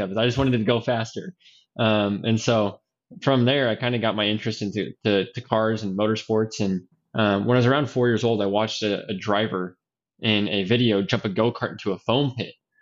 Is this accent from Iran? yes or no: no; Idaho, United States; now in Indianapolis, United States; growing up in Idaho